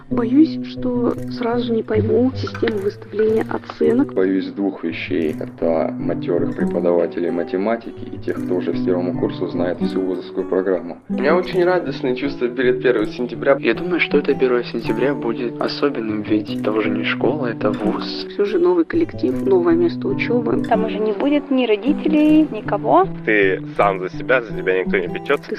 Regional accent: Persianovsky, Rostov Oblast, Russia; Я из Ростовской области. С поселка Персиановского.

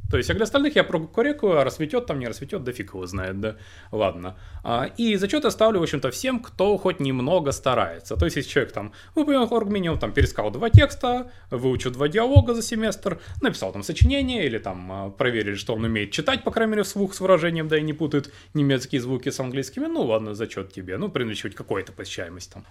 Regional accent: Krasnodar, Krasnodar Krai, Russia; moved away; я приехал в родной город Краснодар

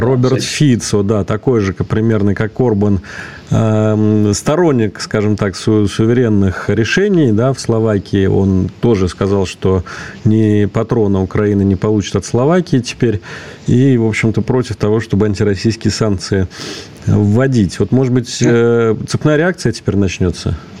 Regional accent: Russia; здесь, у нас на родине

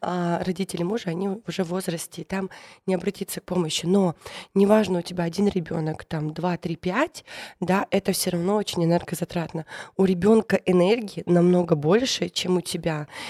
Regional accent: the North, Russia; я из севера

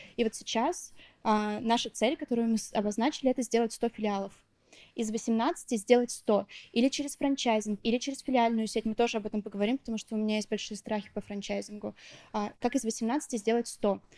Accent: Neftekamsk, Bashkortostan, Russia; moved away as an adult; now in Moscow, Russia; А, я родом из Башкортостана, из небольшого города Нефтекамск, 120 тысяч населения. Сейчас живу в Москве.

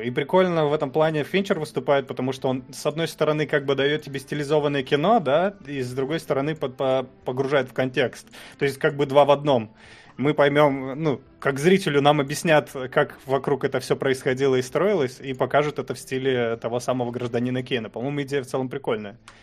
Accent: Pavlodar, Pavlodar Region, Kazakhstan; now in Russia; Я родился в Казахстане, я не казах

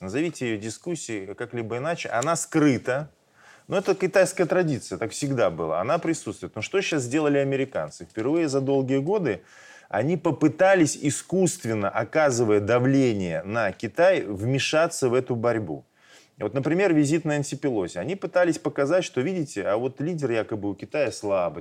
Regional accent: Belarus; мы белорусы

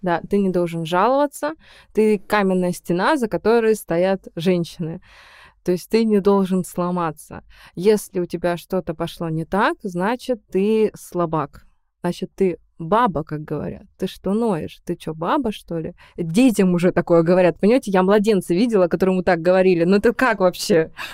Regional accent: Perm, Perm Krai, Russia; moved away as an adult; Я приехала из Перми

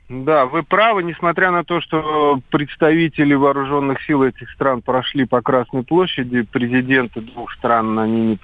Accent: Baku, Azerbaijan; moved away; я сам родился и вырос в Баку, поэтому как бы для меня это единственный родной город

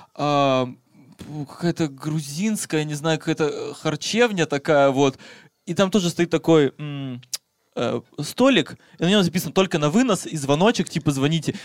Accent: Siberia, Russia; я из Сибири

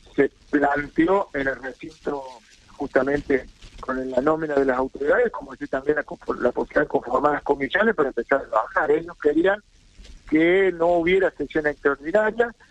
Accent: San Luis, Argentina; yo vengo de la provincia de San Luis

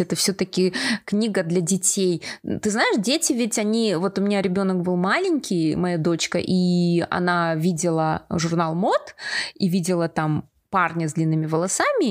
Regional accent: Kazakhstan; also born or lived in Karelia, Russia; я родилась в Карелии. Я до 8 лет вообще не знала казахский язык, переехала в Казахстан вместе с родителями

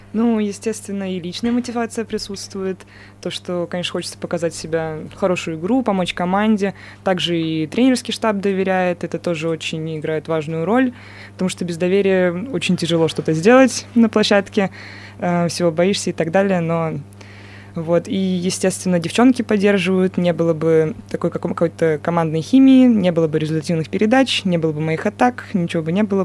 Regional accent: Moscow, Russia; moved away as an adult; now in Chelyabinsk, Russia; я из Москвы начинала, естественно, свой баскетбольный путь в Москве

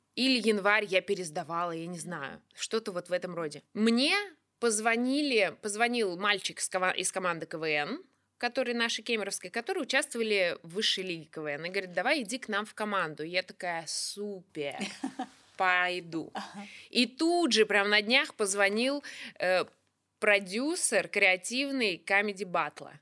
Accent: Kuzbass, Kemerovo Oblast, Russia; Я из Кузбасса

